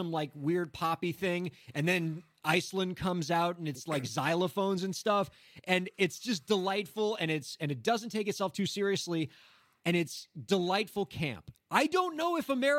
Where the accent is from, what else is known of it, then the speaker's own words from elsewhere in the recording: Miami, Florida, United States; I'm from Miami